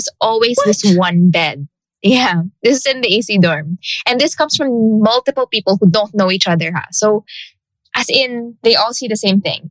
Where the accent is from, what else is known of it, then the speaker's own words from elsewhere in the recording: Iloilo City, Western Visayas, Philippines; moved away; back in the province, because I come from Iloilo